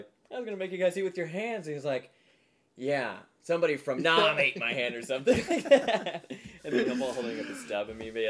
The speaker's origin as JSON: {"language": "English", "town": "Angola", "region": "Indiana", "country": "United States", "tie": "born or raised there", "moved": "yes", "lives_now": "Los Angeles, United States", "said": "I used to work at this restaurant in Angola, my hometown, called Potawatomi."}